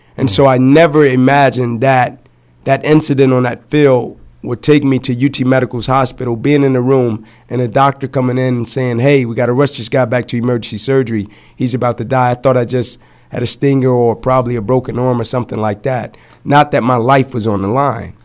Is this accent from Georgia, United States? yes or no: yes; Atlanta, Georgia, United States; I grew up in Atlanta